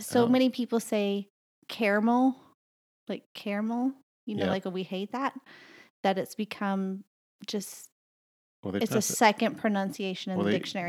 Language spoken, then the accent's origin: English; Southern United States, United States; accent: Southern; I grew up in the South and I dealt with that stigma of if you have a Southern accent and you're from the South, you're uneducated and stupid or whatever.